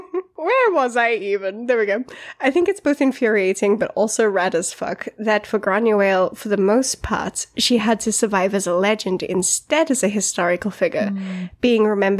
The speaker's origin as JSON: {"language": "English", "country": "United Kingdom", "said": "because, you know, we're British. Even me."}